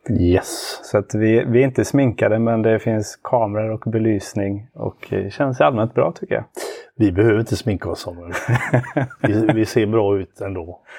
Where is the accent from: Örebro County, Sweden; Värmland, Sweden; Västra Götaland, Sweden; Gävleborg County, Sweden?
Västra Götaland, Sweden; Partille; född och uppvuxen i eh, Sävedalen utanför Göteborg.